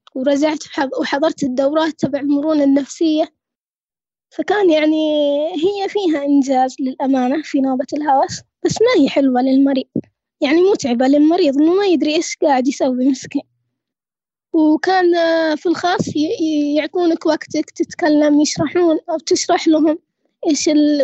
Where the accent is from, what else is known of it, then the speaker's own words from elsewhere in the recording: Saudi Arabia; عندنا في السعودية